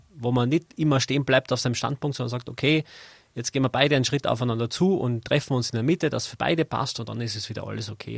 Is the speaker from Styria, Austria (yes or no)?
no; Zell am See, Salzburg, Austria; now in Innsbruck, Austria; Ich bin in Zell am See geboren